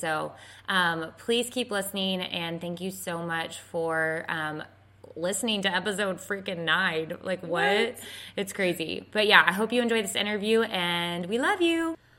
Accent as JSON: {"language": "English", "region": "Texas", "country": "United States", "said": "we're from Texas, where in Texas are you from, and anyways, long story short, we realized we're both from around the same area and went to the same church."}